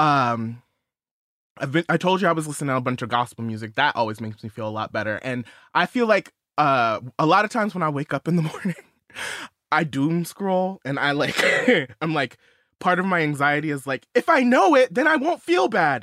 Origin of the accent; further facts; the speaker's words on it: outside of Los Angeles, California, United States; I grew up outside of Los Angeles